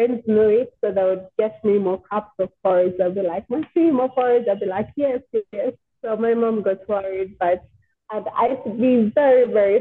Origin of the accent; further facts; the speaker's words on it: Kampala, Central Region, Uganda; also born or lived in Gobero; I grew up in Kawempe, yeah. Then from Kawempe, we shifted to Gaza Road. That is where we are till now. Yeah, but most of my childhood was in Kawempe